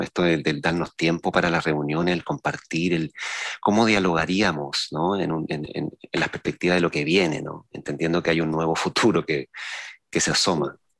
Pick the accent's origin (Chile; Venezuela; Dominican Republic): Chile; San Antonio, Valparaíso; los que veníamos de San Antonio